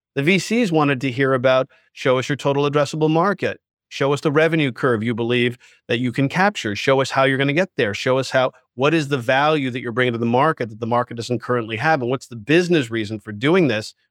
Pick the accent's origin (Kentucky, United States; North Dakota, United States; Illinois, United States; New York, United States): New York, United States; I grew up in Manhattan, right? And I was a subway child